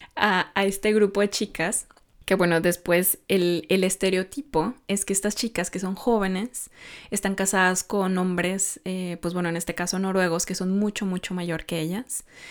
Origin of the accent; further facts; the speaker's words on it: Mexico; now in Norway; no es un sistema que está en mi país muy arraigado, porque, porque bueno, en México